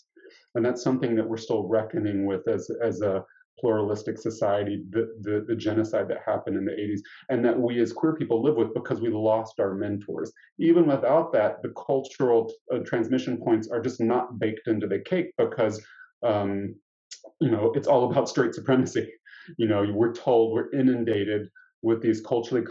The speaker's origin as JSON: {"language": "English", "town": "Nashville", "region": "Tennessee", "country": "United States", "tie": "born or raised there", "said": "I grew up in Nashville, Tennessee"}